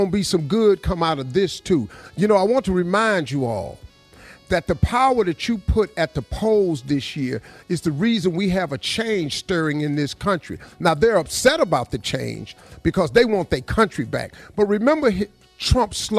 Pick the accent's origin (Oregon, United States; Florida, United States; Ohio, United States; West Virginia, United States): West Virginia, United States; Welch; I grew up in Welch, West Virginia.